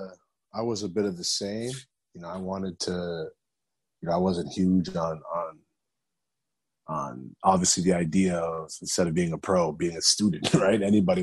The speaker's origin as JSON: {"language": "English", "region": "New Jersey", "country": "United States", "tie": "born there", "said": "I was born in New Jersey and I had an incredible amount of family in New Jersey."}